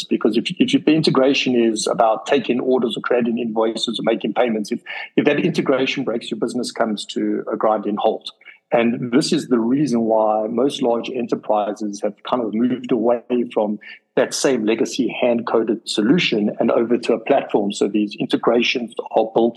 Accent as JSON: {"language": "English", "country": "South Africa", "said": "being a South African"}